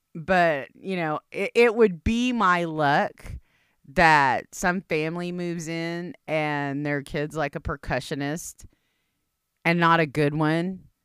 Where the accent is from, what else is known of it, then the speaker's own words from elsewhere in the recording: India; I'm Indian